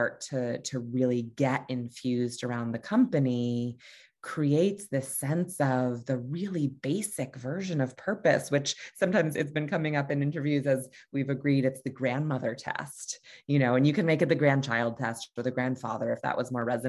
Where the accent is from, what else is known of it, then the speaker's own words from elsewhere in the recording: Hartford, Connecticut, United States; I'm from Hartford, Connecticut